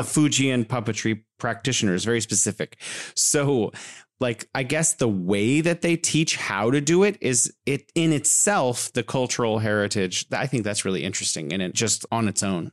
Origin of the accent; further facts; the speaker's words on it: California, United States; moved away as an adult; now in Wuhan, China; I'm originally from California, but living here in beautiful Wuhan, China